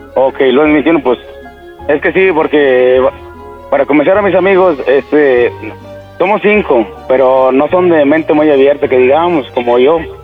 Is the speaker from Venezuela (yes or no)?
no; Matehuala, San Luis Potosí, Mexico; somos de Matabola, somos de aquí, eh, de aquí Saltillo, son como tres horas y media más o menos